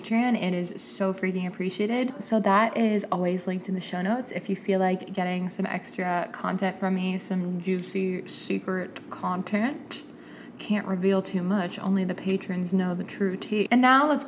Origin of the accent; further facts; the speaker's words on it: Atlanta, Georgia, United States; my hometown friends from Atlanta